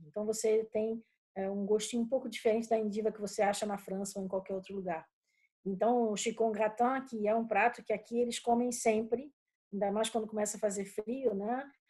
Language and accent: Portuguese; Rio de Janeiro, Brazil; moved away as an adult; now in Brussels, Belgium; eu sou carioca